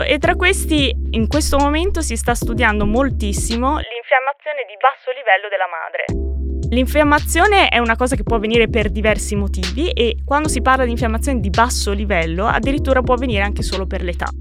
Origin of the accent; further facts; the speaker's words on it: Modena, Emilia-Romagna, Italy; now in Pisa, Italy; Sono originaria di Modena